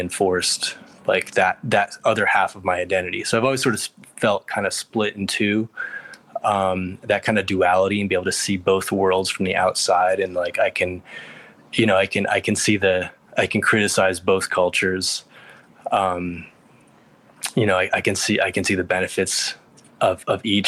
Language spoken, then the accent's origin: English; Connecticut, United States; born or raised there; moved away as an adult; also born or lived in Greece; now in New York City, United States